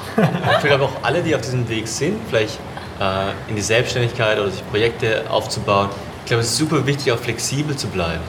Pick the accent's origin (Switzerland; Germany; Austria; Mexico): Germany; moved away; ich bin ja in Deutschland groß geworden